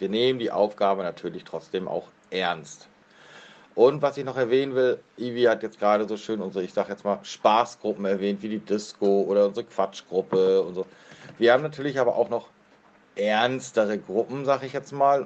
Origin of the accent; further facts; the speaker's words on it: near Kiel, Schleswig-Holstein, Germany; komme aus der Nähe von Kiel